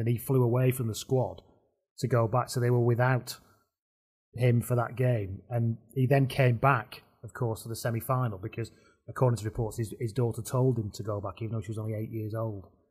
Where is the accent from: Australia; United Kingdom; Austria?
United Kingdom; the north of England; I'm an on brand Northerner